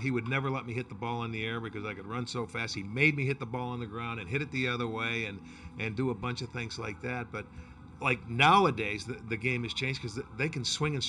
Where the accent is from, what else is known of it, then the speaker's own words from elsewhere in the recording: upstate New York, United States; moved away as an adult; now in Cleveland, United States; I was born and raised in New York, upstate, but this is like, it feels like it's my true home, Cleveland, because I've been here since 1975.